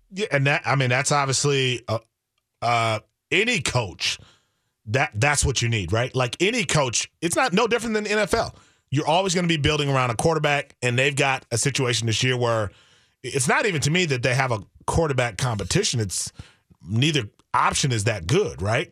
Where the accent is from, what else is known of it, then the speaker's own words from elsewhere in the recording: Wisconsin, United States; I'm from Wisconsin